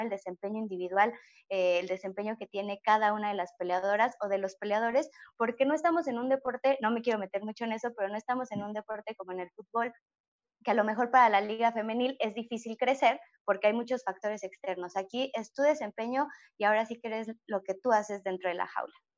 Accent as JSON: {"language": "Spanish", "country": "Mexico", "said": "no tuve la oportunidad para que hubiera una liga femenil en mi país, en México"}